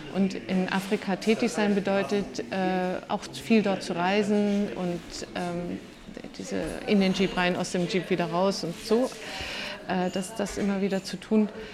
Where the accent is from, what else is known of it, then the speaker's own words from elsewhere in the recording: Swabia, Baden-Württemberg, Germany; ich bin im Schwabenland aufgewachsen